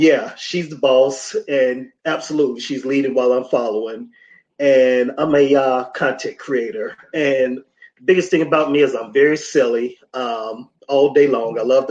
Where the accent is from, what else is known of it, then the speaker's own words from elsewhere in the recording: North Carolina, United States; I'm originally from North Carolina.